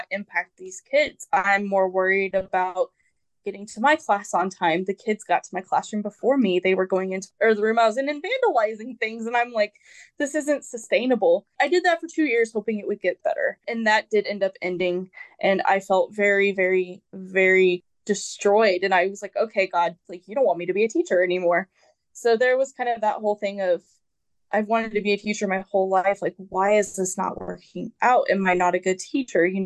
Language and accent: English; Wichita, Kansas, United States; I belong in Wichita